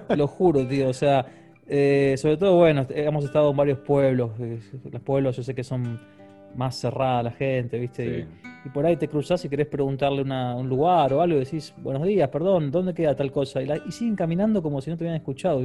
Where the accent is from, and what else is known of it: Argentina